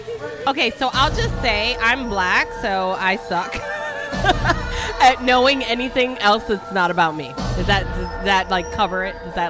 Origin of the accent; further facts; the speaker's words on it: Detroit, Michigan, United States; now in Florida, United States; I came from Detroit.